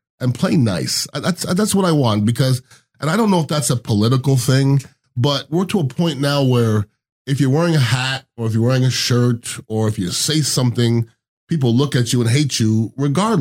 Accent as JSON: {"language": "English", "town": "Montreal", "region": "Quebec", "country": "Canada", "also_born_or_lived": "Iowa / Indiana", "moved": "yes", "said": "I went to school in Iowa, then Indiana, and I'm from Montreal"}